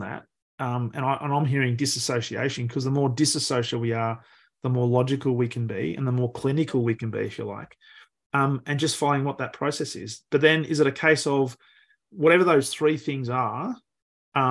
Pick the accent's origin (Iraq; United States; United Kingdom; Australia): Australia; as an Australian